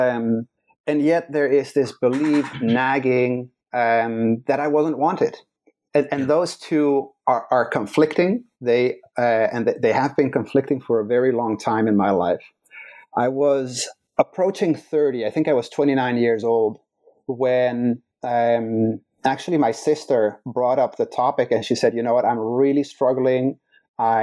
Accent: Netherlands; English is a second language; moved away as an adult; now in Chicago, United States; So I was born in the Netherlands. I was born in a loving household, mom, dad, siblings.

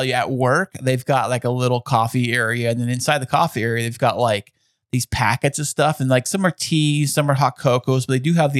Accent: Alpine, United States; growing up in Alpine

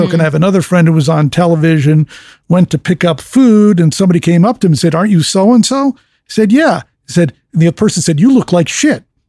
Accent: fifty miles from New York City, East Coast, United States; I grew up in the East Coast, fifty miles from New York City

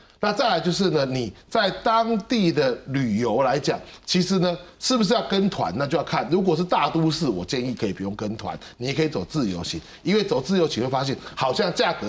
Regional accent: Taiwan; 我们台湾人出国大概前三名的目的地了哈

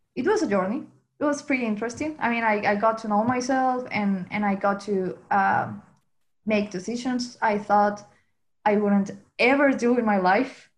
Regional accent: Venezuela; English is a second language; moved away as an adult; now in Dublin, Ireland; I'm from Venezuela and now I live in Ireland, Dublin.

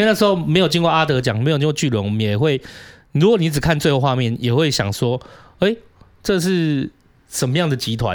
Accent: southern Taiwan, Taiwan; moved away; 我确实以前也有在南部长大

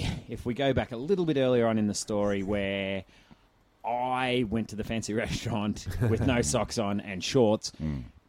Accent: Ararat, Victoria, Australia; I'm from Ararat.

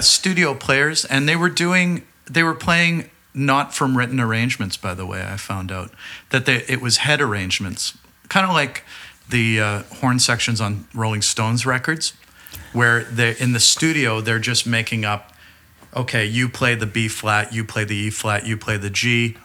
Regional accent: Burlington, Ontario, Canada; growing up in Burlington, Ontario at that time

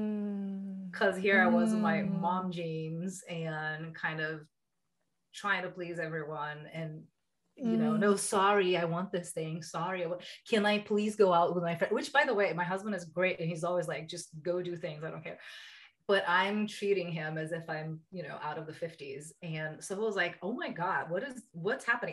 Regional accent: Brazil; moved away as an adult; now in United States; I'm from Brazil. I met my husband here in the US

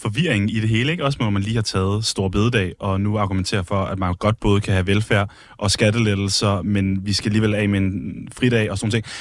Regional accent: Skive, Central Denmark Region, Denmark; now in Copenhagen, Denmark; jeg er fra Skive og boet der mange år

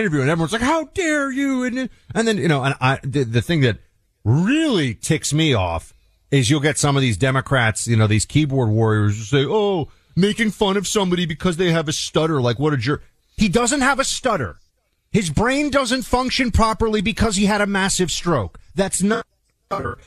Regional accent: United States; I am an American.

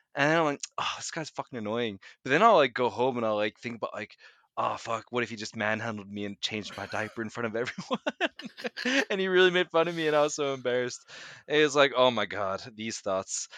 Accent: United States; also born or lived in Norway; now in Oslo, Norway; my kind of uh, upbringing there.

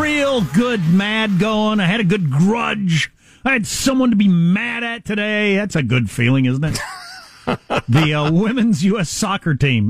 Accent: Kansas, United States; moved away; I'm from Kansas, quite a ways from the border.

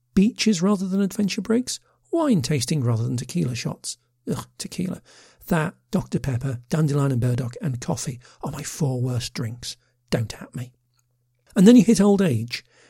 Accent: United Kingdom; a middle aged Brit with a passion for offbeat travel

